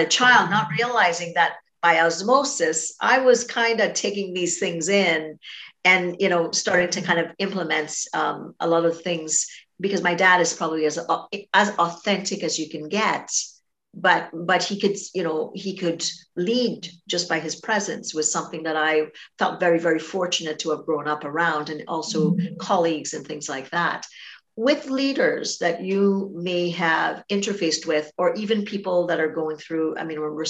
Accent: Trinidad & Tobago; I'm from Trinidad and Tobago and grew up in a little small village

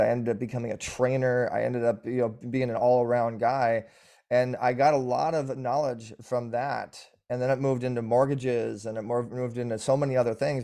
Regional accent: Orange County, California, United States; born and raised in, uh, the O C bubble

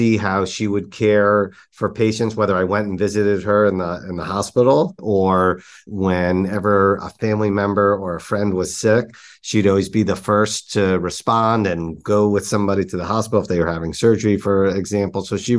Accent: New York, United States; growing up in New York, I feel like you're just surrounded by energy and entrepreneurship just seems to be in all places.

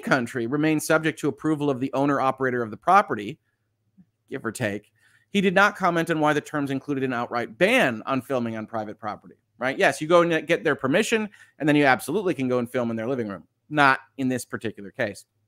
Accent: United States; as an American

